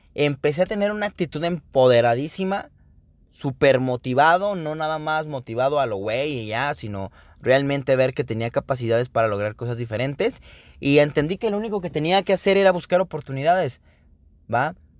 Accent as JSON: {"language": "Spanish", "region": "Mexico City", "country": "Mexico", "moved": "yes", "lives_now": "Querétaro, Mexico", "said": "soy originado de la ciudad originario de la Ciudad de México, sin embargo, eh, me considero queretano por adopción"}